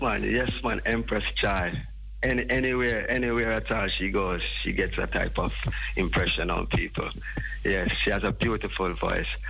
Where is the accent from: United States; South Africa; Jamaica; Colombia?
Jamaica; we as a people, as a Jamaican